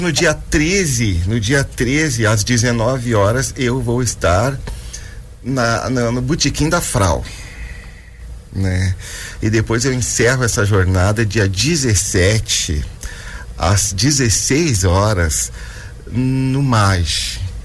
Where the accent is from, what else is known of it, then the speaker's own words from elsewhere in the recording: interior of Rio Grande do Sul, Brazil; now in Joinville, Brazil; como sou do interior do Rio Grande do Sul